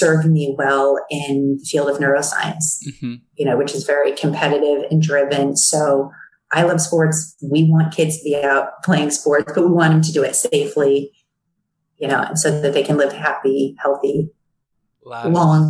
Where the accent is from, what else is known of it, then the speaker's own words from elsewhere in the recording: Chicago, Illinois, United States; So I'm from Chicago, Chicago Bears fan.